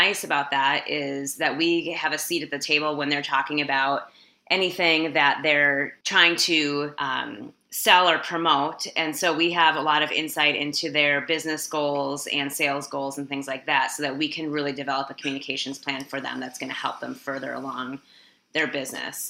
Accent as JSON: {"language": "English", "region": "Midwest", "country": "United States", "tie": "born or raised there", "also_born_or_lived": "Minneapolis, Minnesota", "said": "I live in Minneapolis, Minnesota. I grew up in the Midwest in the United States"}